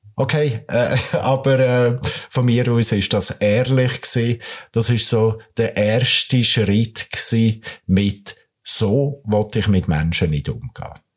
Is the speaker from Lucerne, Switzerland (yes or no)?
no; Nidwalden, Switzerland; moved away as an adult; now in Kriens, Switzerland; Ich bin aus dem Bergbauernsohn aus dem Nidwaldischen, äh, komme von der Weissiflue auf 1000 Meter